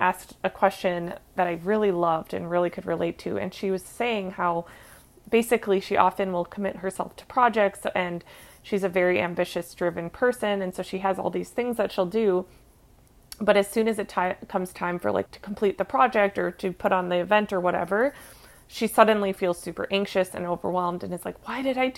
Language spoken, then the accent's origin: English; Minnesota, United States; moved away; I grew up in Minnesota. Like, I'm here now visiting for a family reunion, and one of my favorite things about growing up here